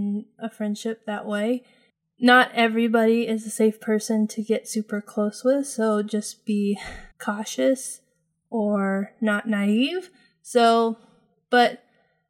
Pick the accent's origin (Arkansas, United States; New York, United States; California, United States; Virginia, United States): California, United States; moved away as an adult; also born or lived in New Mexico; I moved from California in my hometown, which I had never lived outside of, and moved to New Mexico